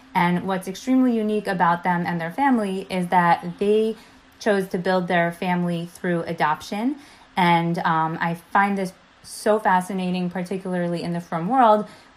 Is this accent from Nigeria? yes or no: no; tri-state area, United States; So as someone who grew up in the tri-state area, and I've lived in the tri-state area my whole life